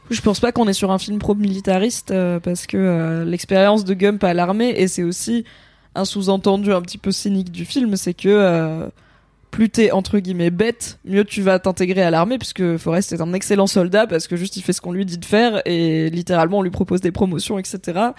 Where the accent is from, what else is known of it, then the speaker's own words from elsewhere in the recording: France; nous en tant que Français